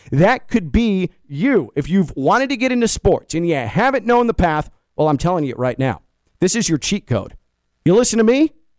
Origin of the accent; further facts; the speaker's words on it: Big Ten country, Midwest, United States; moved away; I grew up in Big Ten country.